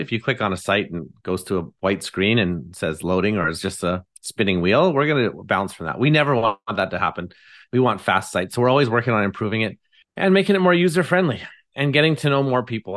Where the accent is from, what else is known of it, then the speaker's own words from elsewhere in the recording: Abbotsford, British Columbia, Canada; I'm from Abbotsford, British Columbia, and live here with my lovely wife, Haley